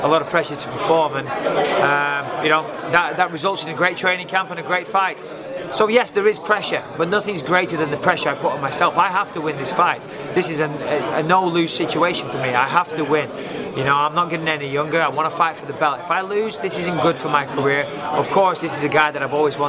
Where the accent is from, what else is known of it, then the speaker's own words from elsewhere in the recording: England, United Kingdom; being an Englishman, being a British fighter